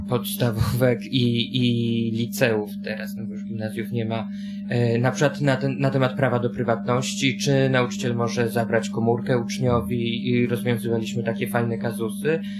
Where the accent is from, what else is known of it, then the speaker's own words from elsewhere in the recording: Warsaw, Masovian Voivodeship, Poland; chodziłem do szkoły na warszawskiej pracy, gdzie mieszkam od urodzenia